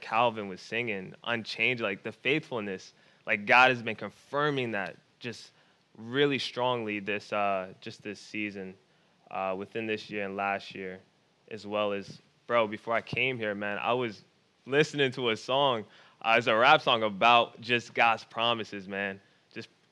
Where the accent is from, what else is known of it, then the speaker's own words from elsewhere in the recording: Philadelphia, Pennsylvania, United States; I grew up in Philadelphia. I grew up in Philly